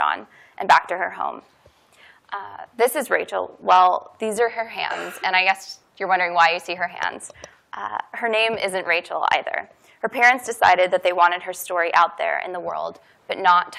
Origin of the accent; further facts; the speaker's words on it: Kansas City, Missouri, United States; moved away; my hometown of Kansas City